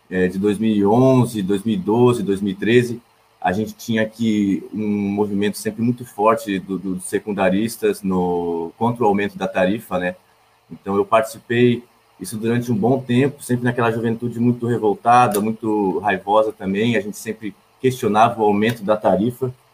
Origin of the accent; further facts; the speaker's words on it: Fortaleza, Ceará, Brazil; also born or lived in Blumenau; Eu nasci em Blumenau, é, fui criado aqui no bairro do Tribés, aqui na Fortaleza.